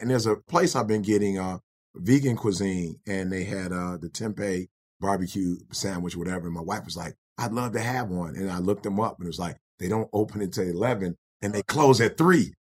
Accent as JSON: {"language": "English", "town": "Detroit", "region": "Michigan", "country": "United States", "tie": "born or raised there", "also_born_or_lived": "Chicago", "said": "I think about five, my mom moved to Detroit, took a job with Ford Motor Company."}